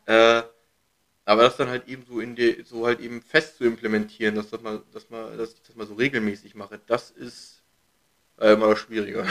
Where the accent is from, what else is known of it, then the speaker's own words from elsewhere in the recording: Hanover, Lower Saxony, Germany; now in Berlin, Germany; ich komme ja aus Hannover bei Rode